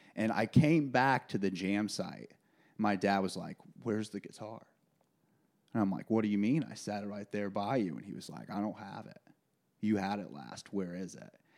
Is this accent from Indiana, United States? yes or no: yes; Kokomo, Indiana, United States; moved away